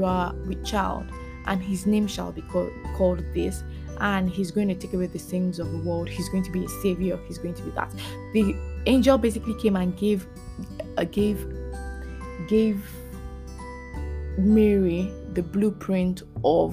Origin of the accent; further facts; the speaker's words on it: Lagos, Nigeria; So we moved from Satellite Town. We moved to Ikoyi.